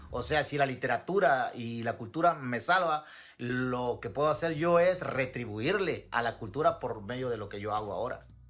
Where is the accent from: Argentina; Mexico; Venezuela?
Mexico; Guerrero; moved away as an adult; now in Iowa, United States; yo tengo como 10, 12 años ya fuera de Guerrero y aquí en Estados Unidos tengo 10 años.